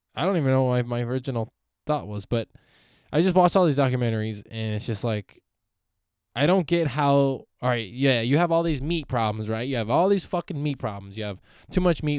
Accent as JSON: {"language": "English", "town": "Palmdale", "region": "California", "country": "United States", "also_born_or_lived": "San Francisco Bay Area", "said": "I'm from Palmdale, California."}